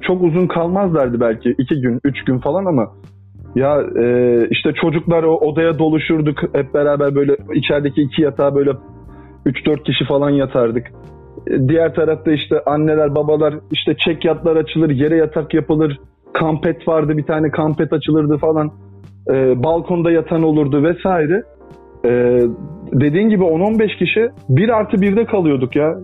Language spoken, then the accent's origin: Turkish; İzmir, Turkey; also born or lived in Adana; now in Istanbul, Turkey; ben zaten İzmir'de doğdum. Hayatımın belli bir kısmı da İzmir'de geçti